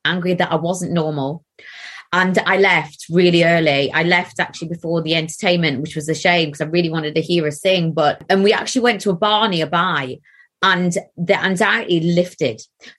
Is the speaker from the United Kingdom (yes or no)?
yes; Gateshead, North East England, United Kingdom; accent: Geordie; moved away; I'm from Gateshead. Now I'll start a little bit more. Like, I'll sound more Geordie now that I'm talking about it. But I did move away from Gateshead when I was